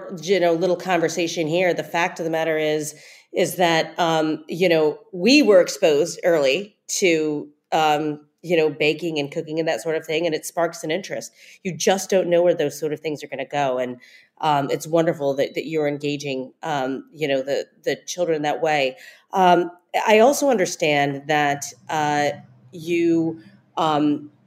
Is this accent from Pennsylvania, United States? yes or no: no; Ohio, United States; I'm from Ohio